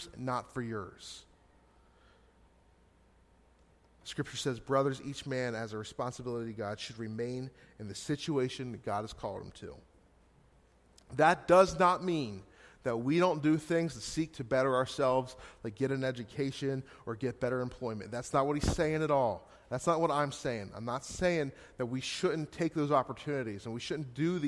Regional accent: Hanover, Pennsylvania, United States; moved away as an adult; also born or lived in Gettysburg, Pennsylvania; now in Scranton, United States; I was just in my hometown, Hanover, 2 weeks ago

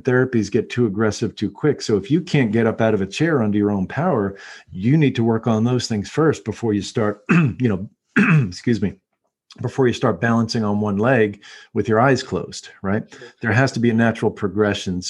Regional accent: United States; as American humans

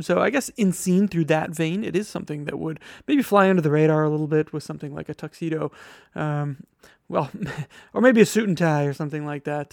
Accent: Wisconsin, United States; now in New York, United States; my home state of Wisconsin

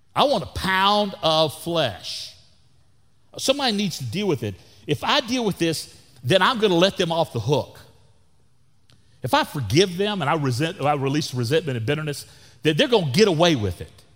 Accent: Florida, United States; also born or lived in Texas / Canada; now in Wimberley, Texas, United States; where I grew up in Florida

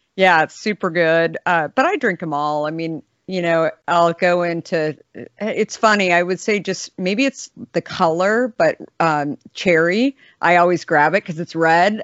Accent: Scottsdale, Arizona, United States; I grew up in Scottsdale

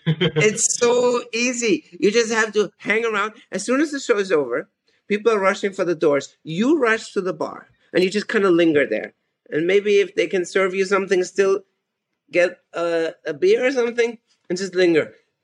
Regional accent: Austria; English is a second language; I said, "Hello … I'm from Austria."

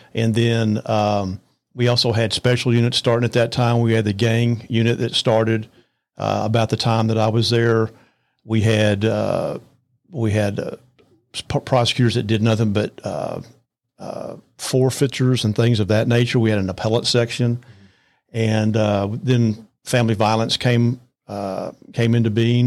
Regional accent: Arlington, Texas, United States; also born or lived in Lubbock, Texas / Amarillo, Texas / Fort Worth, Texas; we moved to the Arlington area. I went all the way through college at Arlington

